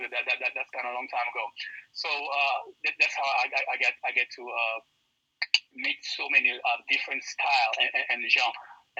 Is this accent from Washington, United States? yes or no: no; Weymouth, Massachusetts, United States; also born or lived in Haiti / Miami / New York / Long Island; I pretty much grew up everywhere. {S2} Okay. {S3} I grew up like in Miami, New York, Long Island, Brooklyn. But I spent more time in Weymouth, so I got to give it up for Weymouth.